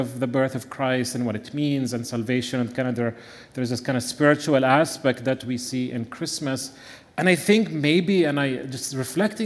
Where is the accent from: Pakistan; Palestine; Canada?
Palestine; Bethlehem, West Bank; moved away; I also happen to be from the little town of Bethlehem